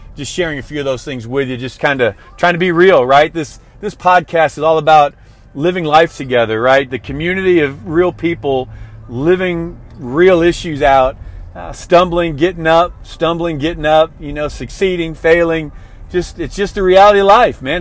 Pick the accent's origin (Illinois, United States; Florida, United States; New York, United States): Illinois, United States; Illinois outside of Chicago, United States; I grew up in Illinois outside of Chicago